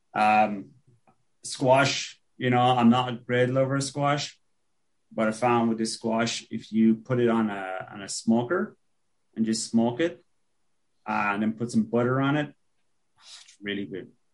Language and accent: English; Ireland; also born or lived in Oregon; now in Buffalo, United States; growing up in Ireland, there was always this hazy, just constant hazy rain